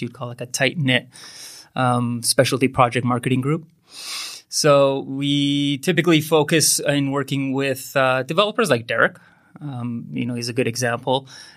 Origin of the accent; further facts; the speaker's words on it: Iran; also born or lived in Lethbridge, Alberta; now in Vancouver, Canada; We were we immigrated from Iran back in 1987. And so we were part of that mass exodus, you know, during the turmoil in the Middle East.